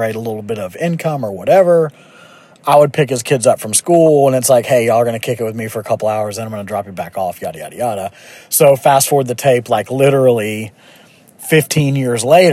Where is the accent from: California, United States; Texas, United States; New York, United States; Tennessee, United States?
Tennessee, United States; Memphis; born and raised in Memphis, Tennessee.